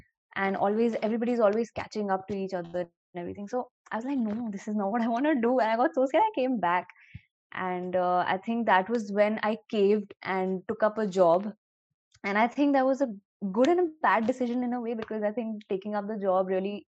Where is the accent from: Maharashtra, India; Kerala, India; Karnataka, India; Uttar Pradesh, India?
Uttar Pradesh, India; Lucknow; moved away as an adult; also born or lived in Mumbai; I'm 23 years old and I'm from Lucknow